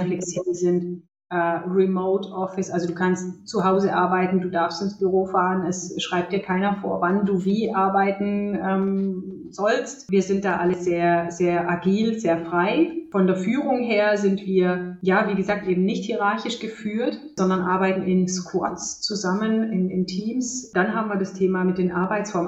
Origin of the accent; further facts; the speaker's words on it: Germany; born or raised there; also born or lived in Romania